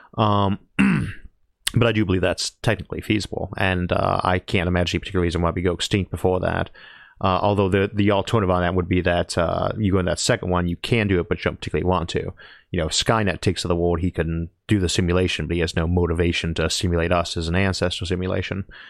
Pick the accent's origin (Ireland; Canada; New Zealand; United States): United States; Ohio; also born or lived in California; I'm from Ohio.